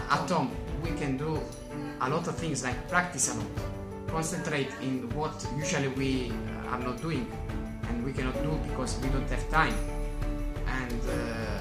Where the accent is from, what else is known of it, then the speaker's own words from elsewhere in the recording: Italy; from Italy.